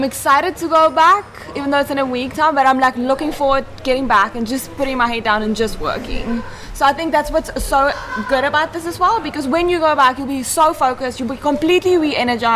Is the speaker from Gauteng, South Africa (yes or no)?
yes; Johannesburg, Gauteng, South Africa; moved away as an adult; also born or lived in Thailand; I'm from Johannesburg